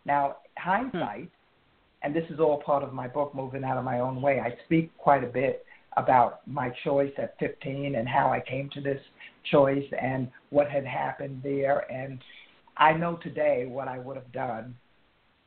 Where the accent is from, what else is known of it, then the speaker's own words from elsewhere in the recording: the North, United States; we're from the North